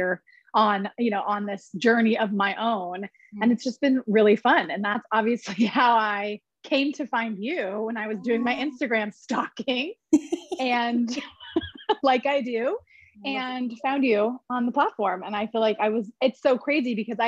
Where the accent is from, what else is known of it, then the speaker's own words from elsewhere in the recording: Kansas, United States; moved away as an adult; now in New York City, United States; I'm originally from Kansas. So small town girl